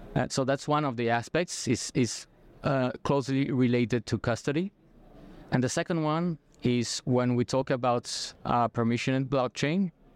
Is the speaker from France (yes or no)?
yes; France; moved away as an adult; now in Brazil; I'm I'm French Brazilian. Okay, so I have both uh, nationalities. I, I did all my scholarships in in France.